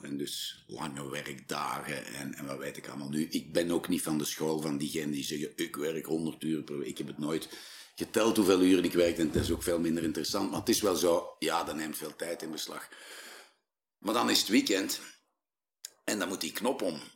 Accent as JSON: {"language": "Dutch", "region": "Flanders", "country": "Belgium", "said": "wij zijn Vlamingen"}